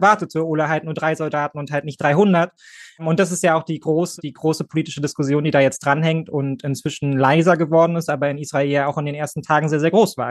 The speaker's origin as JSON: {"language": "German", "country": "Germany", "said": "als Deutsche, als Bio-Deutsche"}